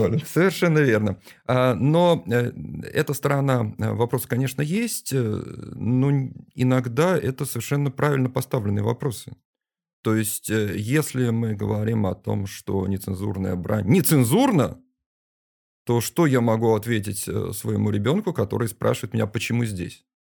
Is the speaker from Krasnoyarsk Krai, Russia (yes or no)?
no; Saint Petersburg, Russia